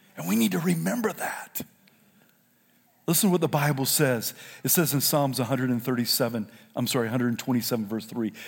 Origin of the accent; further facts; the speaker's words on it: South Carolina, United States; moved away; also born or lived in California; I'm from South Carolina.